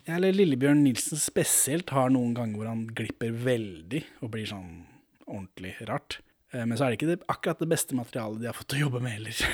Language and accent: Norwegian; Norway; jeg er ikke fra Sverige, jeg er fra Norge